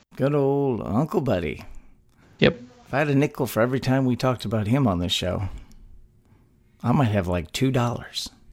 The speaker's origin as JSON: {"language": "English", "region": "Texas", "country": "United States", "tie": "born or raised there"}